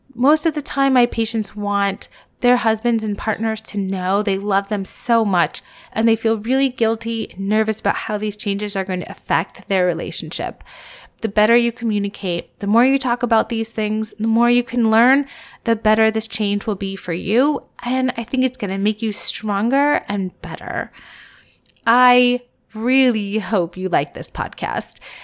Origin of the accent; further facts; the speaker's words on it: Columbus, United States; my hometown in Columbus